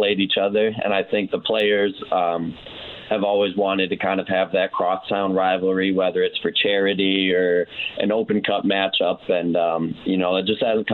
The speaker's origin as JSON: {"language": "English", "town": "Rockford", "region": "Illinois", "country": "United States", "tie": "born or raised there", "moved": "yes", "said": "being from Rockford"}